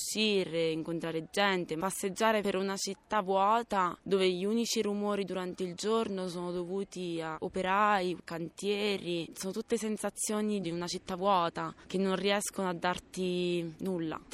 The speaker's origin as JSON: {"language": "Italian", "town": "L'Aquila", "region": "Abruzzo", "country": "Italy", "said": "Io sono aquilana, me ne voglio andare e vedo gente che continua a venire all'Aquila."}